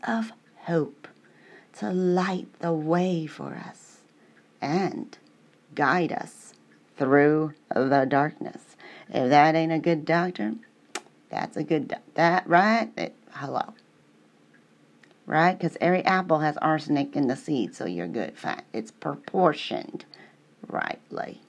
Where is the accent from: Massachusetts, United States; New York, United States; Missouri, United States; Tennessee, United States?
Missouri, United States; St. Louis; I'm from the South.